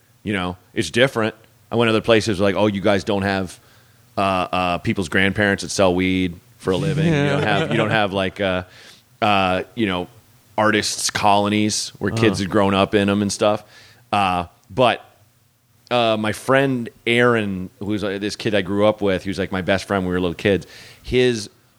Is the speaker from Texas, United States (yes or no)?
no; Portland, Oregon, United States; moved away; Portland, Oregon.